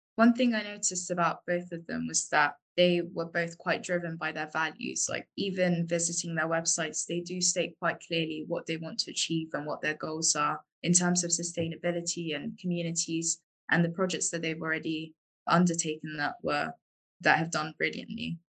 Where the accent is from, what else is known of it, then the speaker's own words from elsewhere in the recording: London, United Kingdom; moved away; I am from London originally